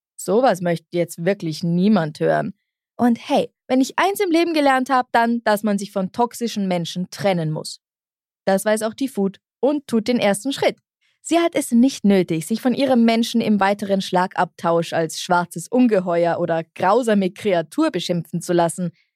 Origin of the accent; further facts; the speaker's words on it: Bavaria, Germany; aus meiner Kindheit in Bayern